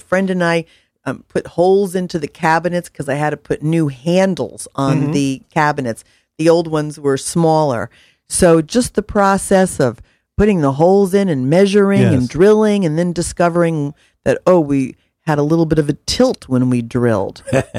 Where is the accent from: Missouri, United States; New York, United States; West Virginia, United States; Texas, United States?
Missouri, United States; I'm from Missouri, prove it.